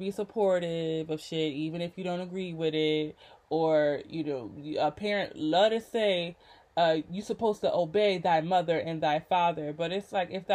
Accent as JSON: {"language": "English", "town": "Rochester", "region": "New York", "country": "United States", "tie": "born or raised there", "moved": "yes", "said": "it is hard for me to feel comfortable in my hometown of Rochester"}